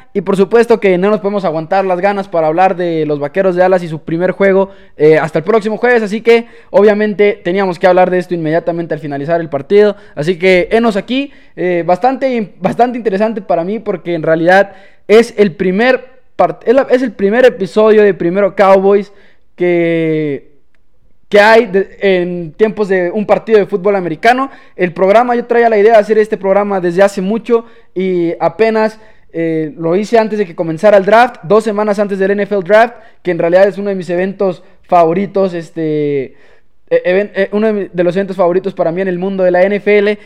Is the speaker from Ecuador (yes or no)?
no; Chihuahua, Mexico; Claro que soy de México, orgullosamente chihuahuense